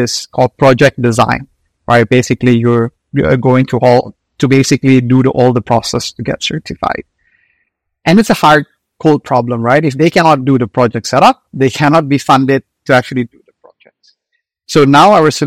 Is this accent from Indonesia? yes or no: yes; Indonesia; moved away; I'm originally from Indonesia